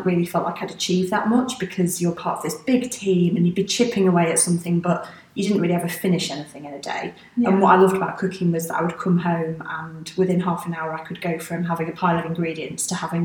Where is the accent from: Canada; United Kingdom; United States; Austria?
United Kingdom; Manchester, North West England; moved away as an adult; also born or lived in London; I born and raised in Manchester